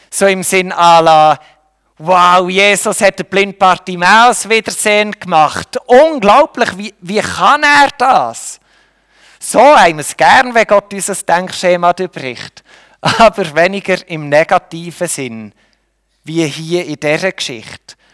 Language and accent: German; Switzerland; Wir können höchstens noch, in dem sind wir Schweizer gut, wir können höchstens neutral sein.